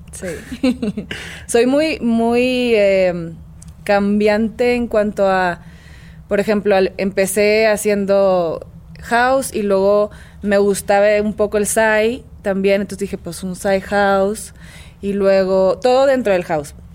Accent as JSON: {"language": "Spanish", "town": "Monterrey", "region": "Nuevo León", "country": "Mexico", "also_born_or_lived": "Mexico City", "said": "Yo vengo de Monterrey."}